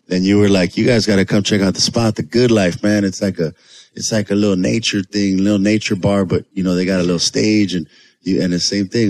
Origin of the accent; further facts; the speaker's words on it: Los Angeles, California, United States; we're from Pico Union, so we were in Dickies